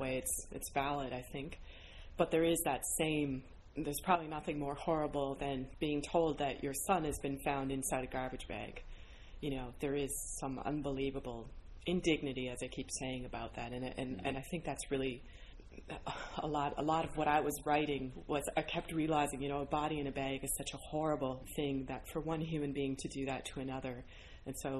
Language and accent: English; Ontario, Canada; now in St. John's, Canada; I'm from Ontario